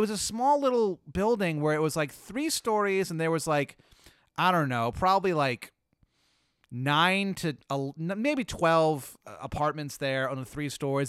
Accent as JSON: {"language": "English", "region": "the South", "country": "United States", "said": "I'm from the South."}